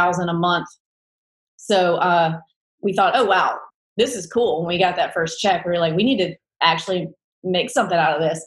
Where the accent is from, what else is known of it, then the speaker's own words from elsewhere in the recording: Mississippi, United States; accent: southern twang; also born or lived in New York City; now in Nashville, United States; I'm from Mississippi